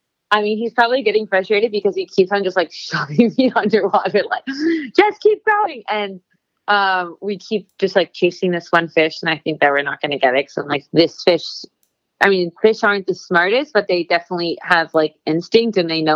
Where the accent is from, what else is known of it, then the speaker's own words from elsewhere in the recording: Miami, Florida, United States; Yeah, in Miami.